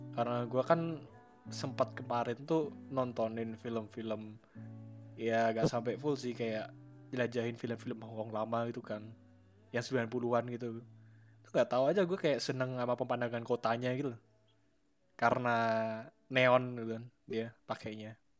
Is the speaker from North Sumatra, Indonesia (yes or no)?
no; Central Java, Indonesia; gue kan orang Jawa Tengah